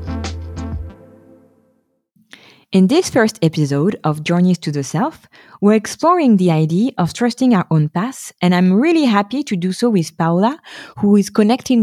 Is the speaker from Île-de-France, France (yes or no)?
yes; Paris, Île-de-France, France; moved away as an adult; now in Stockholm, Sweden; I was forced to start over in my hometown